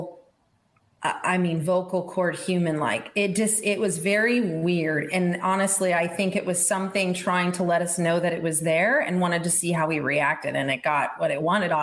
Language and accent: English; Estes Park, Colorado, United States; also born or lived in Tucson, Arizona; I grew up on an exotic animal ranch in Estes Park, Colorado